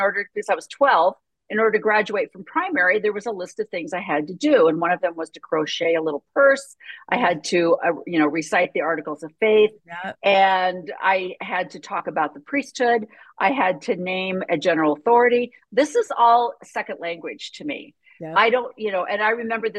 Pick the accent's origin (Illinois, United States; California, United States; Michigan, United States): Illinois, United States; a small town just south of Chicago; I was born in a small town just south of Chicago